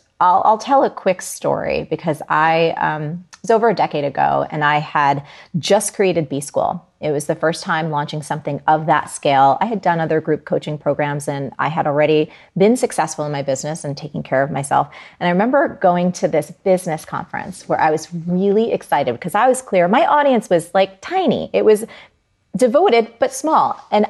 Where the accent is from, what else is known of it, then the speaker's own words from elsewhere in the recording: New Jersey, United States; I'm from Jersey and it's very hard.